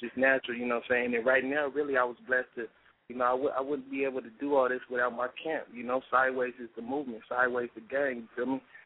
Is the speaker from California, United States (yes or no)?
yes; San Diego, California, United States; born or raised there